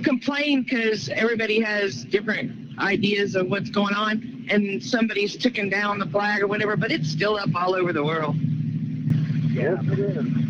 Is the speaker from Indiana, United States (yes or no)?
no; Oklahoma, United States; now in Kingston, United States; I'm from East Tennessee, a little town called Kingston, but I'm originally from Oklahoma